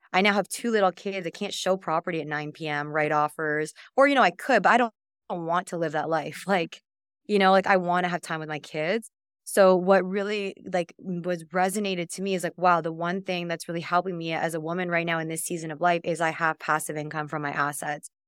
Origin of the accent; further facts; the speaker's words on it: Canada; I'm from Canada